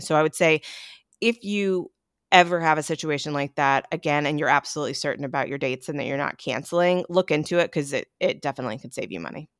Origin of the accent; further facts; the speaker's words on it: Hendersonville, North Carolina, United States; I am born and raised in Hendersonville, didn't leave until I went away to college.